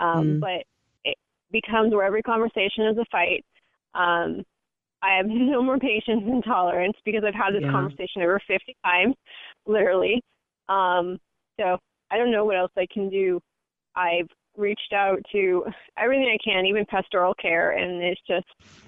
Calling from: Northern California, United States; I'm calling from Northern California.

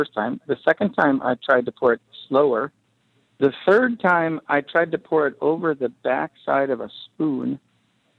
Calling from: Minnesota, United States; I'm calling from Minnesota

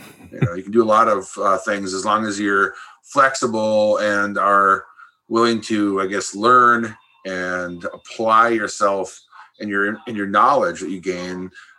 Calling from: Red Lake, Minnesota, United States; I'm joining you from Red Lake, Minnesota here.

